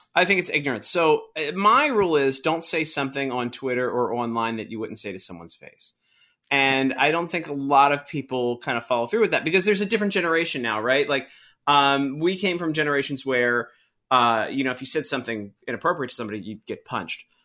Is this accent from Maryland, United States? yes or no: yes; Baltimore, Maryland, United States; I grew up in Baltimore